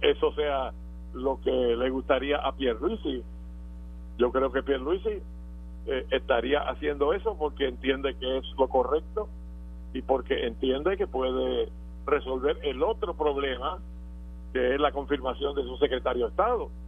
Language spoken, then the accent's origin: Spanish; Puerto Rico; nosotros somos puertorriqueños que formamos parte de esa nación